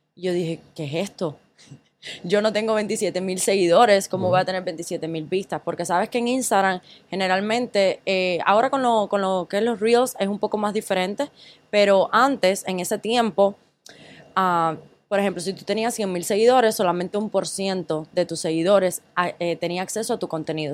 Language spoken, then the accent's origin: Spanish; Cuba; moved away as an adult; also born or lived in Ecuador; now in United States; yo viví en Cuba hasta los 17 años